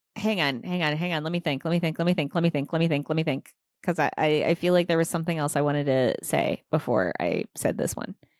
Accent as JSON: {"language": "English", "region": "Nebraska", "country": "United States", "said": "I'm from Nebraska"}